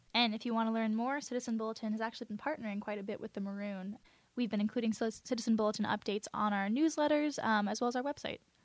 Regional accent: New Jersey, United States; now in Illinois, United States; I'm from New Jersey, currently living in Illinois

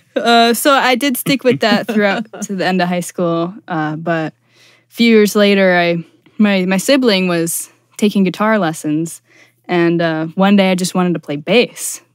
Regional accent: Buffalo, New York, United States; I'm originally from Buffalo, New York

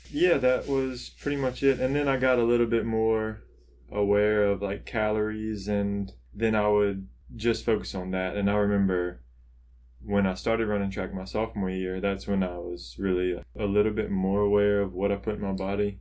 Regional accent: the South, United States; I grew up in the South, or we're still in the South, so I grew up around here

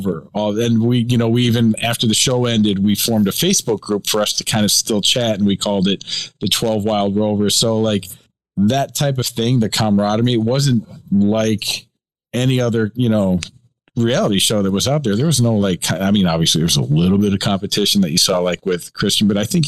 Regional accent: Chicago, Illinois, United States; we're both from Chicago

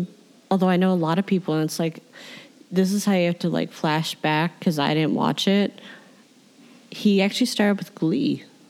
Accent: Midwest, United States; See, I'm from the Midwest

